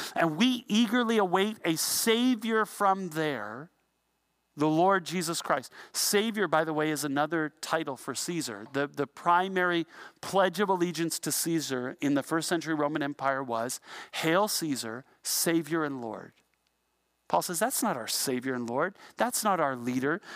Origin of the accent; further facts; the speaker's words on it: Ontario, Canada; we're from Canada